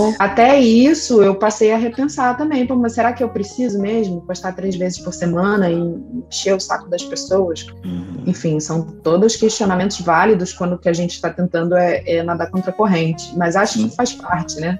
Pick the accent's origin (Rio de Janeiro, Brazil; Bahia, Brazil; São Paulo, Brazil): Rio de Janeiro, Brazil; eu sou nascida e criada no Rio de Janeiro